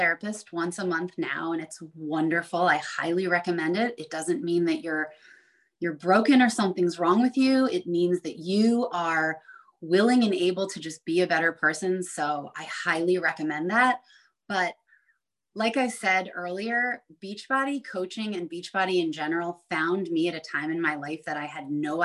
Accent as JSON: {"language": "English", "area": "Long Island", "region": "New York", "country": "United States", "tie": "born or raised there", "moved": "yes", "said": "growing up on Long Island in New York on the water and now living on the lake"}